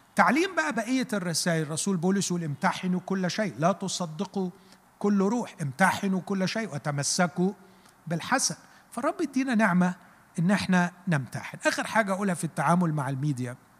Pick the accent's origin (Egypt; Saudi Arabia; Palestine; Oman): Egypt; احنا كمصريين